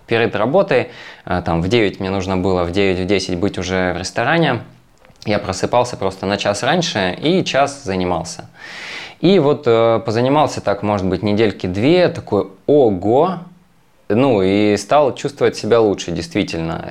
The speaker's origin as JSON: {"language": "Russian", "town": "Magadan", "region": "Magadan Oblast", "country": "Russia", "tie": "born or raised there", "moved": "yes", "said": "Я из Магадана, я вырос в Магадане"}